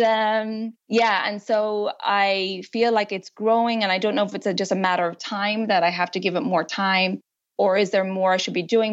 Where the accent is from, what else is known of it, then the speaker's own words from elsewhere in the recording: Ireland; moved away as an adult; also born or lived in United States; now in France; I'm originally from Ireland